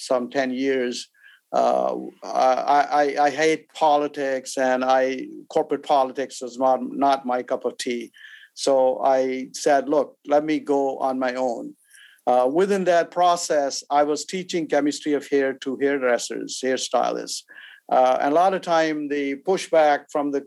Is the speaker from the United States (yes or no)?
no; Pakistan; moved away; also born or lived in India; I was born in India way back, and then we migrated as I was a refugee from India to Pakistan